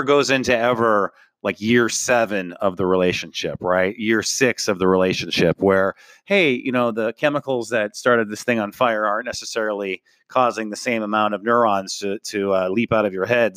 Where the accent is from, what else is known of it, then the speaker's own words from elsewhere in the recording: North Dakota, United States; I grew up in North Dakota